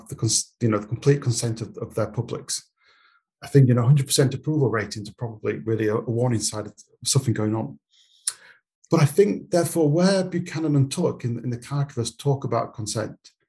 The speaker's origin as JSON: {"language": "English", "country": "United Kingdom", "tie": "born or raised there", "said": "I was born in Britain, and I didn't consent in a sense to be a British citizen"}